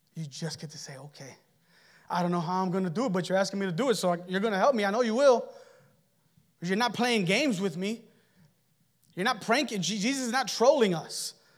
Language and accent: English; United States; And we're Americans.